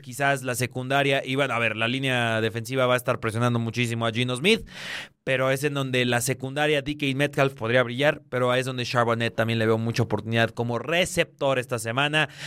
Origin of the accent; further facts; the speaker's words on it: Honduras; Yo, soy hondureño, ¿eh? Yo, yo, soy hondureño